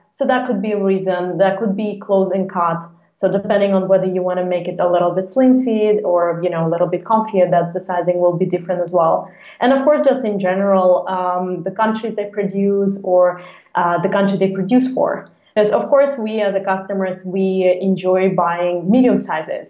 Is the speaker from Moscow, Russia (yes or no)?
yes; Moscow, Russia; moved away as an adult; now in Copenhagen, Denmark; I'm originally from Russia, from Moscow, and I moved to Copenhagen two and a half years actually ago.